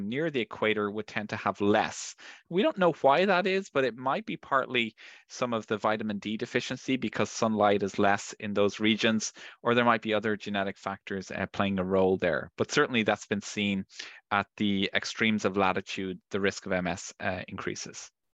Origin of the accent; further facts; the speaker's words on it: Ireland; I'm from Ireland